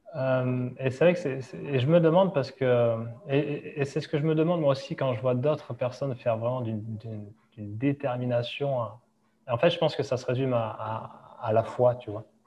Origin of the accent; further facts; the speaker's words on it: Hossegor, Nouvelle-Aquitaine, France; moved away as an adult; now in Dubai, United Arab Emirates; là où on a grandi euh, à Osegor, euh, parce que ma femme vient du même endroit